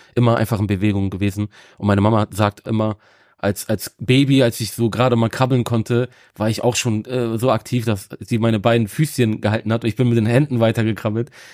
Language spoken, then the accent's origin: German; Bremen, Germany; ich bin in Bremen geboren und aufgewachsen. Also Bremen ist so meine Heimatstadt